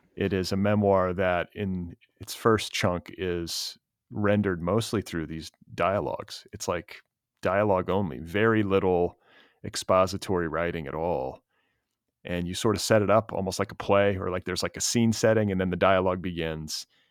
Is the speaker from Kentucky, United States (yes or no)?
no; Indiana, United States; I'm from Indiana